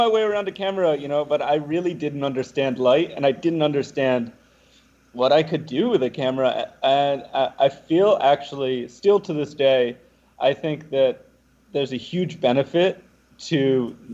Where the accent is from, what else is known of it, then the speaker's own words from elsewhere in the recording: Ossining, New York, United States; also born or lived in Albany; my hometown, from Ossining